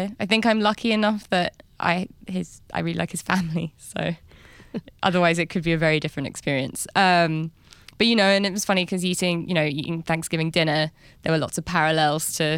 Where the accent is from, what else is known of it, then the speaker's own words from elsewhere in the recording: London, United Kingdom; moved away as an adult; also born or lived in New York; I'm from London